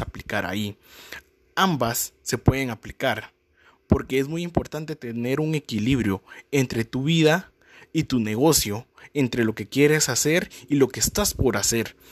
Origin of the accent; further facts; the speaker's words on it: Guatemala; soy de Guatemala